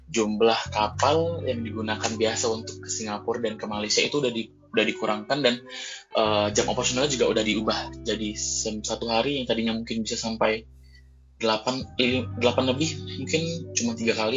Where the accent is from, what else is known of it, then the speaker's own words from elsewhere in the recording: Batam, Riau Islands, Indonesia; provinsiku di Kepulauan Riau